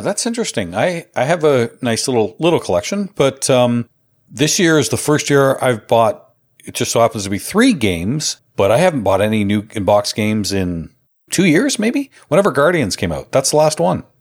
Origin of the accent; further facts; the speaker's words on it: Canada; which I obviously love being Canadian